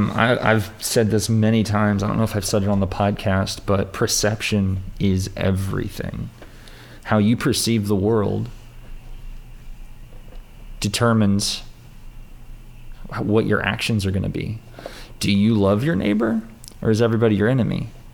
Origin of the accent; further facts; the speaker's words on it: United States; we grew up in America